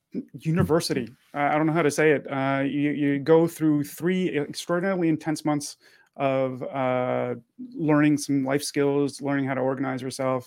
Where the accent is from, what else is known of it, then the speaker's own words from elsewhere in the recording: Montreal, Quebec, Canada; born there; also born or lived in United States; So I was born in Montreal. I lived in the United States from 89 to 2010.